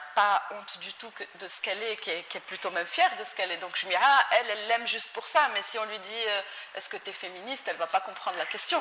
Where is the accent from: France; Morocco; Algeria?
Morocco; moved away as an adult; also born or lived in United States; je suis, je suis née, j'ai grandi euh, au Maroc